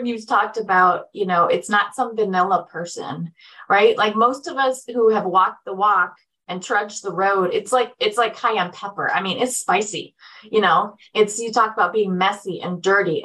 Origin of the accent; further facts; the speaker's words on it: Eastern Tennessee, United States; I'm from Eastern Tennessee in the mountains